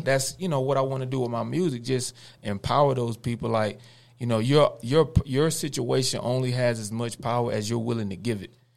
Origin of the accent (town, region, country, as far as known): Cordell, United States; born or raised there